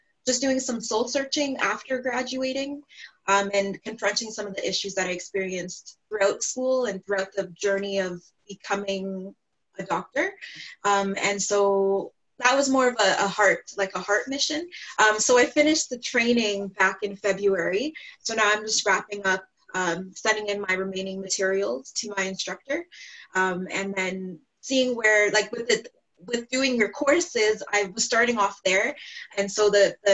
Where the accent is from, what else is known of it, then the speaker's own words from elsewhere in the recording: Ontario, Canada; I'm from Ontario, Canada